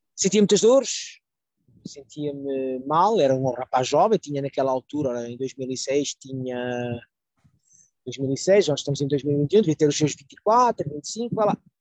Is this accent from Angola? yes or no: no; Portugal; now in France; eu sou de Portugal, normal, estou imigrado na França